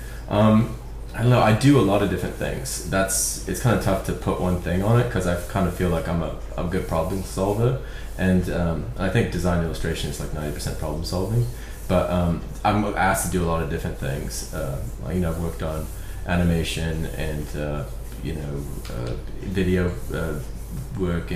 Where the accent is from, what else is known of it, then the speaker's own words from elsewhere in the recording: Belfast, Northern Ireland, United Kingdom; now in Portland, United States; where I grew up, I'm from Belfast originally